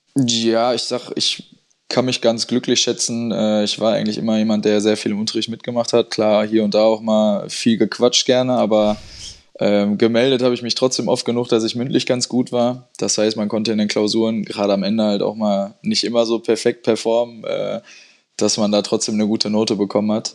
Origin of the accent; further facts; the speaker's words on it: Dortmund, North Rhine-Westphalia, Germany; also born or lived in Herdecke / Witten; Ich bin in Witten aufgewachsen, habe aber fast meine ganze Teenagerzeit in Dortmund äh, verbracht, bin da zur Schule gegangen